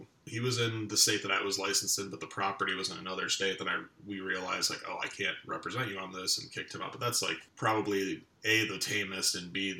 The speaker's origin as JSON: {"language": "English", "region": "Western New York", "country": "United States", "moved": "as an adult", "lives_now": "Decatur, Illinois, United States", "said": "I'm a transplant from Western New York"}